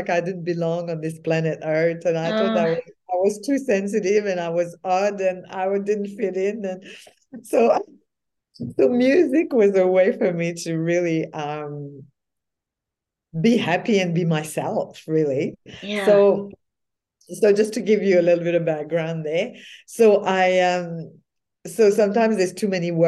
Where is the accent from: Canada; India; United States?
Canada; Quebec; now in Australia; It's in my culture as being French Canadian in Quebec.